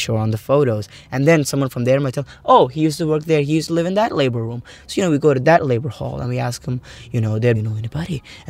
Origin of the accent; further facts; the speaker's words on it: Kerala, India; now in Sharjah, United Arab Emirates; I come from India, Kerala.